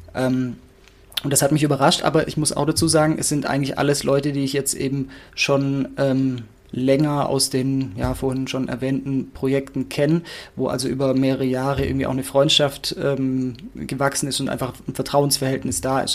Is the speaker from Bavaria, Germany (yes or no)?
no; near Stuttgart, Baden-Württemberg, Germany; moved away; ich komme aus der Nähe von Stuttgart ursprünglich